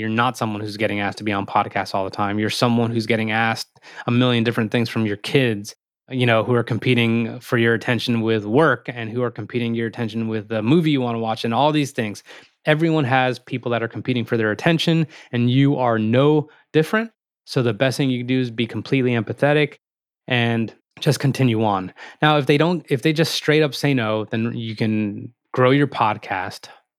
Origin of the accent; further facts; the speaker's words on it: Morristown, New Jersey, United States; meaning we're both from Morristown, New Jersey. We both played football at Randolph and we both went to Florida State